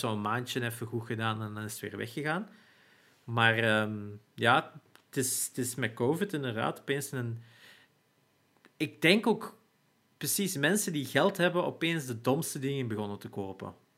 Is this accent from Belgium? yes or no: yes; Turnhout, Flanders, Belgium; in Turnhout, waar ik geboren ben, en ook lang gewoond heb.